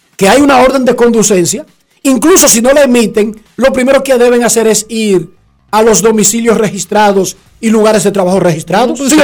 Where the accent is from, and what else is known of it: Dominican Republic